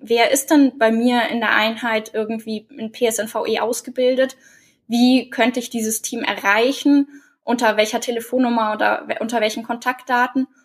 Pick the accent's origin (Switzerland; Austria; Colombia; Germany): Germany; Oberallgäu, Bavaria; leite bei mir in der Heimat im Oberallgäu das Kriseninterventionsteam